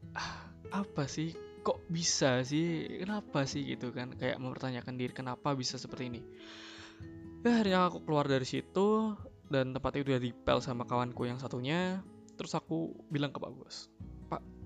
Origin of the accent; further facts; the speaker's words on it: Central Java, Indonesia; moved away as an adult; aku lahir di kota yang cukup kecil eh, tapi cukup dikenal banyak julukan untuk kotaku ini untuk kalangan umum bis, bisa disebut dengan kota batik